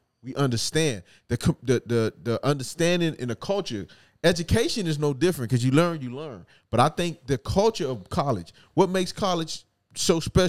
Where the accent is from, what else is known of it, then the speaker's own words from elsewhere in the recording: Opa-locka, Florida, United States; Like, say if I tell you I'm from Opa-locka, right?